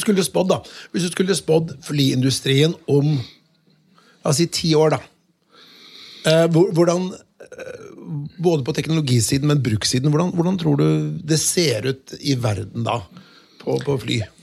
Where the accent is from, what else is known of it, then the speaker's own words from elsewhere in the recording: Notodden, Telemark, Norway; jeg kommer fra Notodden